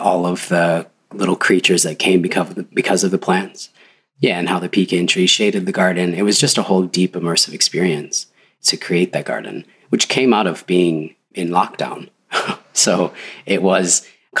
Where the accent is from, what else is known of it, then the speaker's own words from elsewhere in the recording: Michigan, United States; I grew up in Michigan